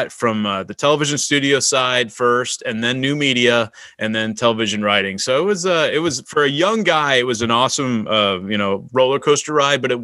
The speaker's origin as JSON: {"language": "English", "town": "Kansas City", "country": "United States", "said": "I'm from Kansas City area"}